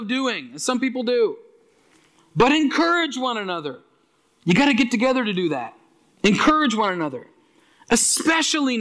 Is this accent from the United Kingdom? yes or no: no; Aylesford, Nova Scotia, Canada; when I grew up in Aylesford, some of you know that Aylesford, Nova Scotia, down in the valley